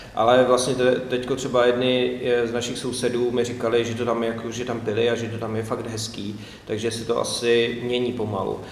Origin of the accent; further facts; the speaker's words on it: Česká Lípa, Liberec Region, Czechia; also born or lived in Modlany; já jsem se narodil v České Lípě